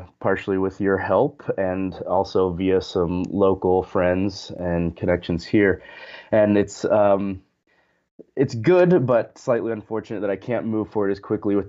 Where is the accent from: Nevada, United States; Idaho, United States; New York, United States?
Idaho, United States; Sun Valley; I grew up in Sun Valley, Idaho